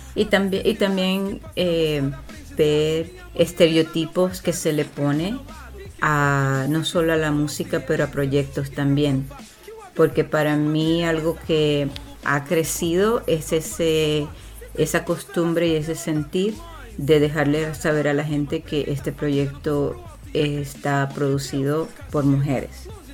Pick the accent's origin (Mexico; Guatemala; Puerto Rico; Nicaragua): Puerto Rico; moved away; Yo crecí en, Boriquén, en Puerto Rico